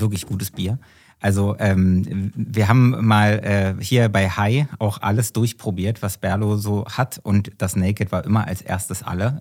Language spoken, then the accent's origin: German; Berlin, Germany; ich bin ja Berliner